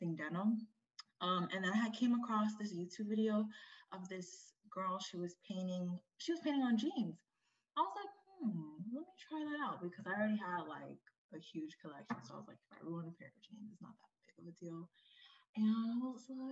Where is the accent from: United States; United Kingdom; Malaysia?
United States; Kissimmee, Florida; now in Washington, D.C., United States; I'm originally from Florida, Kissimmee, Florida, but I reside in DC right now